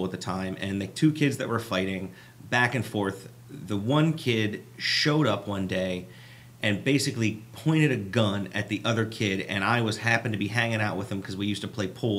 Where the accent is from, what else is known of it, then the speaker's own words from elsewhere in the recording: Baltimore, Maryland, United States; I'm from Baltimore